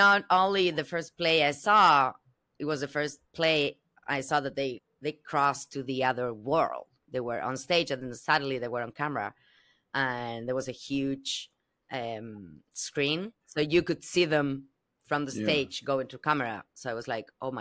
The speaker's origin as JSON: {"language": "English", "region": "Buenos Aires", "country": "Argentina", "second_language": "English", "moved": "as an adult", "lives_now": "Los Angeles, United States", "said": "I'm originally from Argentina, from Buenos Aires, the world's champion"}